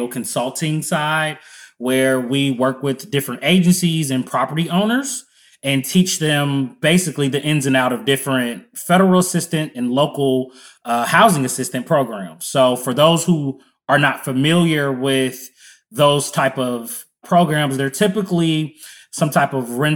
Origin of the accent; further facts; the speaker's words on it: Cincinnati, Ohio, United States; also born or lived in Columbus, Ohio; born and raised in Cincinnati, Ohio.